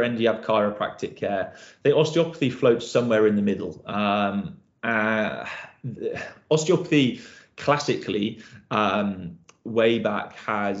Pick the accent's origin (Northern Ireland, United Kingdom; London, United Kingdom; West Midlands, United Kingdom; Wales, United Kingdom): West Midlands, United Kingdom; Shrewsbury; now in Godalming, United Kingdom; originally born and raised up in Shrewsbury